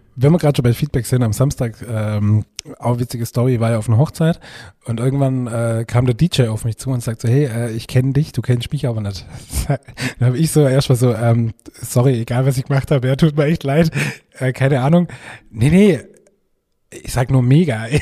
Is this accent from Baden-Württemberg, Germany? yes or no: yes; Baden-Württemberg, Germany; born or raised there